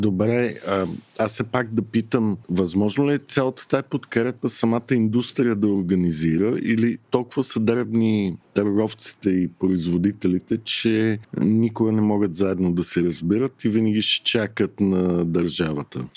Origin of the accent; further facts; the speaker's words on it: Bulgaria; аз като един българин